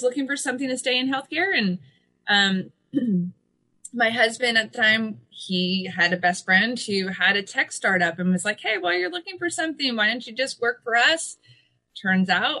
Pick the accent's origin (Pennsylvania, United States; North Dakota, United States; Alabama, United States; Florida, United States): Pennsylvania, United States; now in Kansas City, United States; I'm originally from the East Coast, originally from Pennsylvania